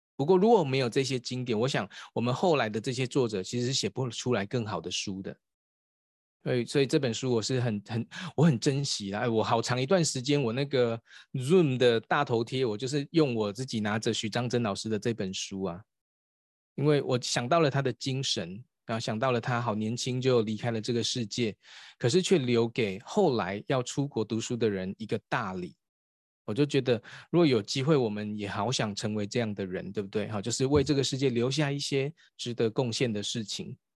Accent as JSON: {"language": "Chinese", "country": "Taiwan", "said": "我们台湾有一个博士叫萧文干博士。"}